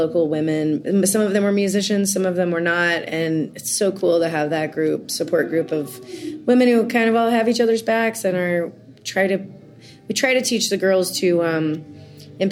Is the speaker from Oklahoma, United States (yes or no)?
yes; Oklahoma, United States; born or raised there